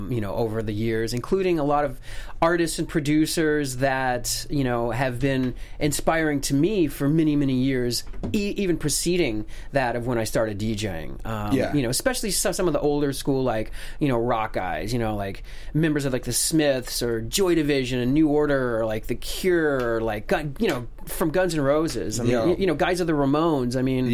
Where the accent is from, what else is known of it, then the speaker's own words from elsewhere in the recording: Germany; moved away; also born or lived in United States; Yeah. I was born in the States. {S0} Okay. {S2} But I grew up in Germany. My father was he's an engineer.